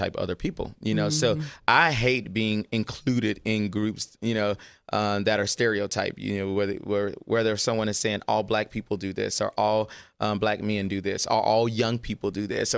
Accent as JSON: {"language": "English", "region": "Louisiana", "country": "United States", "said": "I'm from Louisiana."}